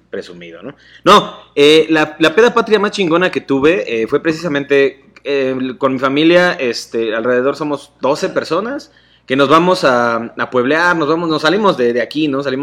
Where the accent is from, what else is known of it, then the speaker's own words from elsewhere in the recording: Nezahualcóyotl, State of Mexico, Mexico; soy de Nezahualcóyotl